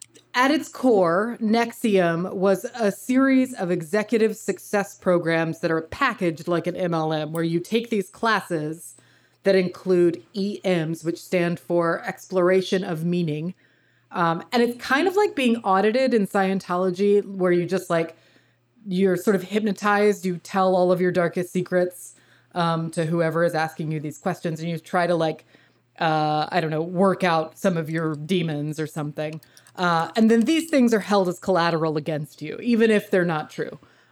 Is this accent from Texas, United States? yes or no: no; New York, United States; So as a New Yorker, it is my duty to name one of New York State's very own cults